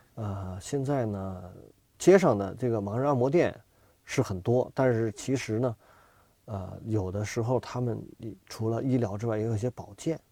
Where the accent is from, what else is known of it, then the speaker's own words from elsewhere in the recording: Yiqikelike oil field, Xinjiang, China; now in Beijing, China; 然后我就出生在那儿